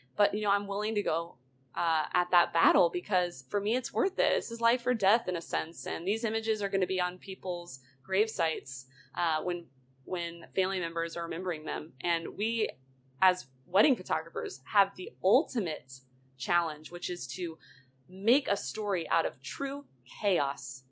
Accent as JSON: {"language": "English", "town": "Roswell", "region": "Georgia", "country": "United States", "tie": "born or raised there", "said": "I am born and raised in Roswell, Georgia"}